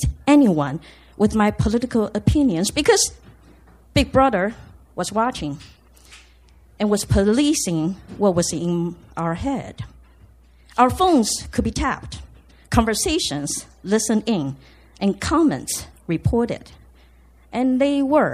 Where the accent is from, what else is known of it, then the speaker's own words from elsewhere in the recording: Taiwan; moved away as an adult; I grew up in Taiwan, coming of age in the 70s and 80s